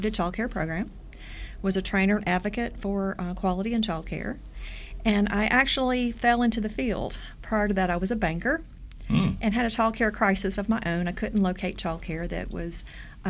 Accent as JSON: {"language": "English", "country": "United States", "moved": "yes", "said": "Just north of Nashville, right on the border between Kentucky and Tennessee"}